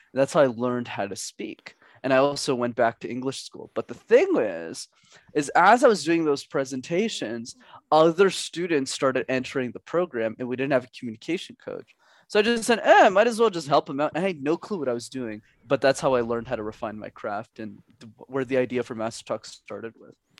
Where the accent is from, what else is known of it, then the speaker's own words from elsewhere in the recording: Montreal, Quebec, Canada; growing up in Montreal